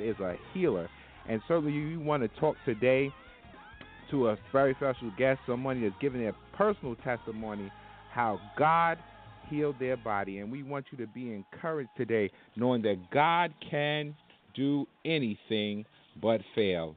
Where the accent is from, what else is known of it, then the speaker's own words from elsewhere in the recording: Hempstead, New York, United States; Hempstead, New York. That's my hometown